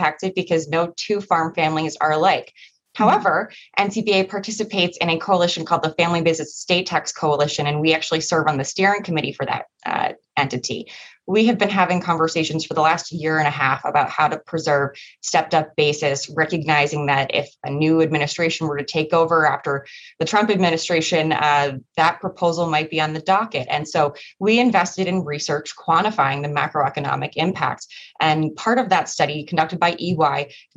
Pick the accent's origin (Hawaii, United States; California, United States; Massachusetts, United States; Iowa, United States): Massachusetts, United States; moved away; also born or lived in Washington, D.C.; I am originally from Massachusetts